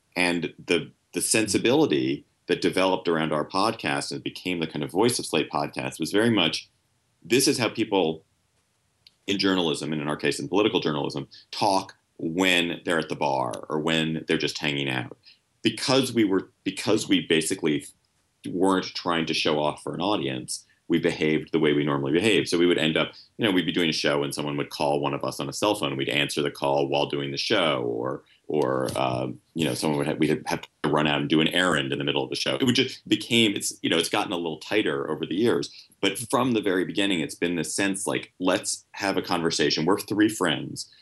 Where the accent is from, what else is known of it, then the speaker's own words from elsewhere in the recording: Washington, District of Columbia, United States; I grew up in Washington, and, and after college, came back to Washington